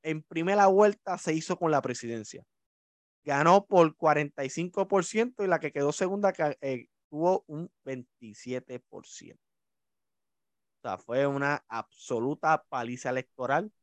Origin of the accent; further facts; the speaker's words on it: Puerto Rico; como somos los puertorriqueños